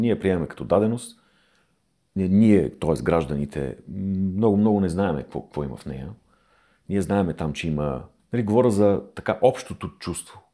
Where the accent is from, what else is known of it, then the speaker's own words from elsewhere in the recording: Bulgaria; ние като българи, като народ